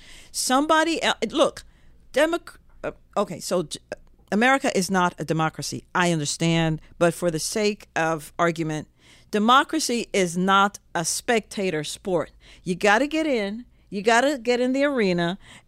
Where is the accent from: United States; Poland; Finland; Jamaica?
Jamaica; don't get me started on that because, you know, I'm from Jamaica.